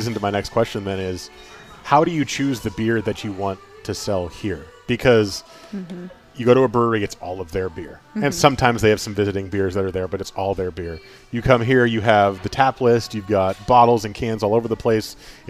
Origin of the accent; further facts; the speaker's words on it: New Jersey, United States; moved away as an adult; because I came from New Jersey too. I moved in 2011